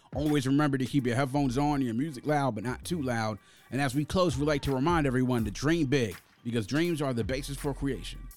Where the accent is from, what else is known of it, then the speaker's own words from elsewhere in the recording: Prince George's County, Maryland, United States; growing up in Prince George's County, which was and still is a predominantly black county